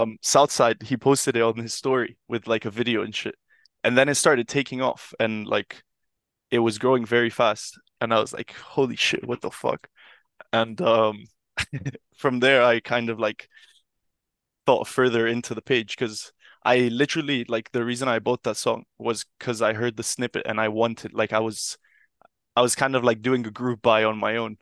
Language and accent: English; Milan, Lombardy, Italy; moved away as an adult; also born or lived in United Kingdom; I grew up in Milan